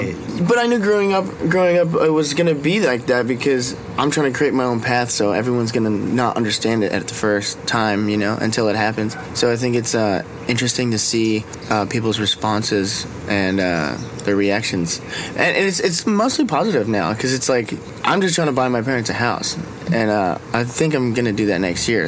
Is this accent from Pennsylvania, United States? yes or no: no; Hawaii, United States; growing up in Hawaii is kind of the best thing you could ever